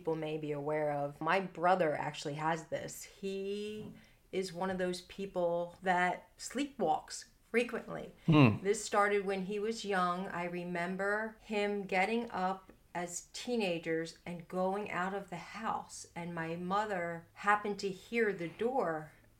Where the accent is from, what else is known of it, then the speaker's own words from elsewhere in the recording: Philadelphia, Pennsylvania, United States; I'm from Philly